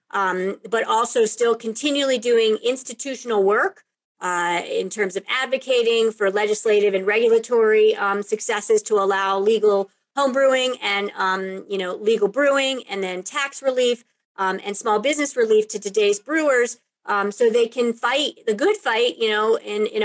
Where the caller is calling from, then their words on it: Lyons, Colorado, United States; I am talking from Lyons, Colorado, which is my home, a little bit outside of Boulder, Colorado